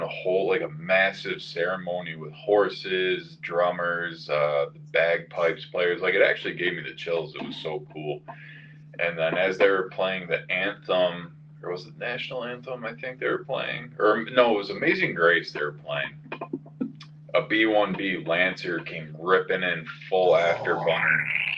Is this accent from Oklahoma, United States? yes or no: no; Fredonia, New York, United States; growing up in Fredonia was already hard enough